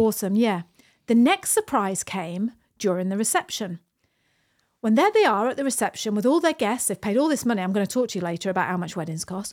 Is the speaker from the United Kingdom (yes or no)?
yes; United Kingdom; moved away as an adult; now in New Zealand; We live in New Zealand. We're British. We emigrated to New Zealand fourteen years ago.